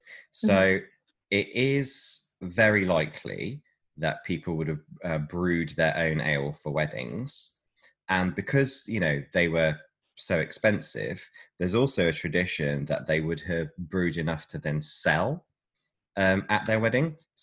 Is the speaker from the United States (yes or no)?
no; West Midlands, United Kingdom; born there; accent: West Midlands; So I'm going to put on my old birth accent from the West Midlands.